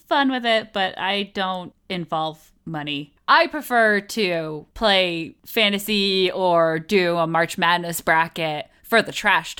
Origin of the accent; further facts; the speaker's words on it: Connecticut, United States; I'm from Connecticut, not really a big football place.